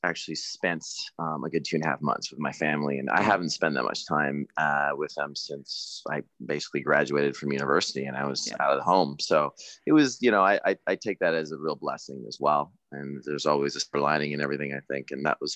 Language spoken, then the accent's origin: English; Canada; I'm from Canada